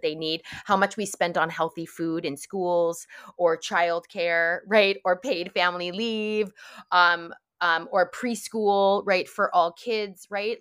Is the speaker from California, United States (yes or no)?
no; New York, United States; I grew up in New York